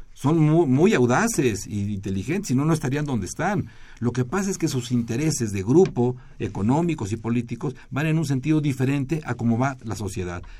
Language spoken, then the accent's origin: Spanish; Mexico; usamos los mexicanos